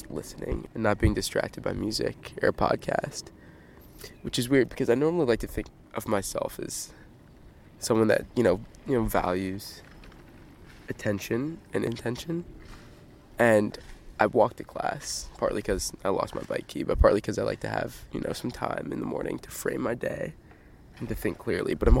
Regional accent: Midwest, United States; now in Stanford, United States; I'm from the Midwest

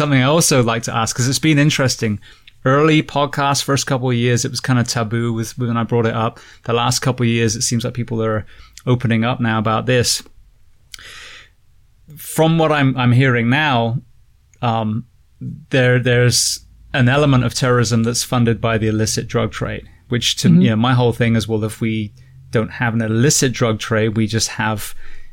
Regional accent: England, United Kingdom; also born or lived in America; now in United States; growing up in England

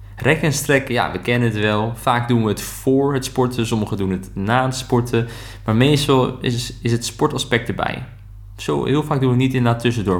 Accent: Netherlands; wij dat als Nederlanders

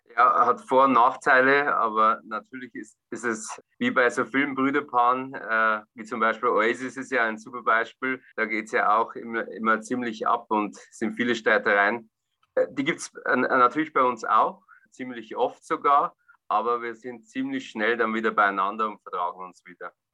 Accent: Bavarian Forest, Germany; In meiner Heimatstadt, im Furtwinwald, im Bayerischen Wald

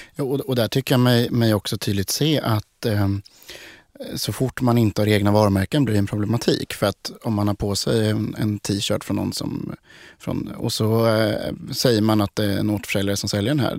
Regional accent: Sweden; vi i Sverige

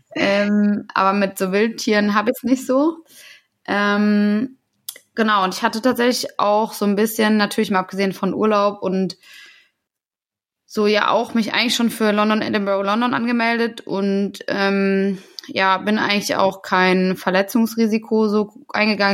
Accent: Taunus, Hesse, Germany; Ich komme ja aus der Gegend.

